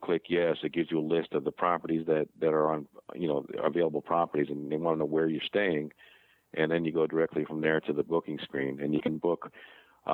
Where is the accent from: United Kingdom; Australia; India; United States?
United States; New Jersey; we are three guys from Jersey